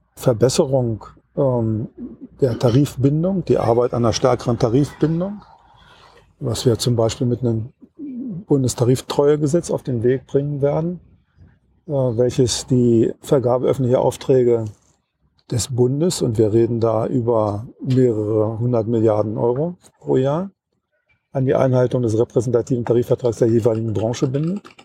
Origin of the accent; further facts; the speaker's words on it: Wolfsburg, Lower Saxony, Germany; Ich komme aus Wolfsburg